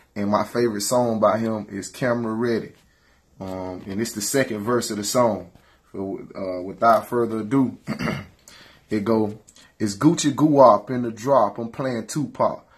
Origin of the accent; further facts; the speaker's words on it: Perry, United States; I love being from the country